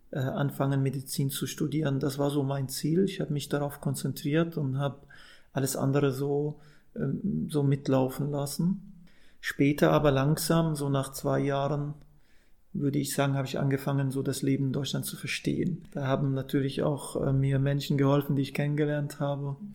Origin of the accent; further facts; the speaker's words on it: Saudi Arabia; moved away; also born or lived in Amman, Jordan; Ich bin ja ursprünglich Palästinenser, so meine Eltern sind Palästinenser, ich bin in Amman geboren und dann in Saudi-Arabien groß geworden